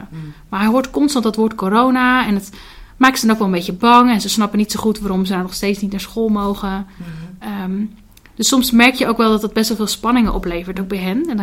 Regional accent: Hardinxveld, South Holland, Netherlands; Ik kom uit Hardingsveld, dus dat ligt ook een stukje onder Rotterdam.

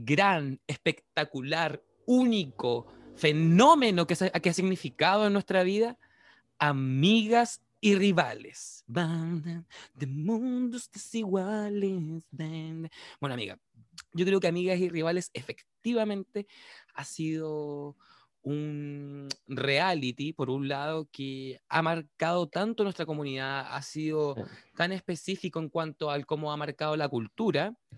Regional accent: Chile; aquí, en Chile, en nuestro país

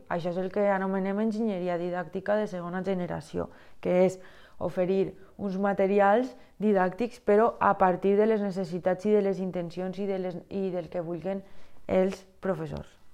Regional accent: Valencian Community, Spain; jo sóc una valenciana... Mm, prototípica que ha anat a classes de música des que té ús de raó

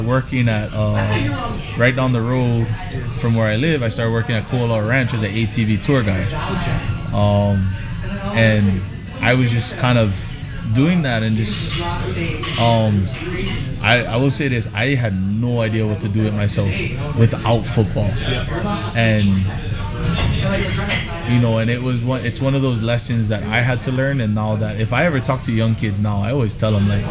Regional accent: United States; moved away; also born or lived in Hawaii; us American players

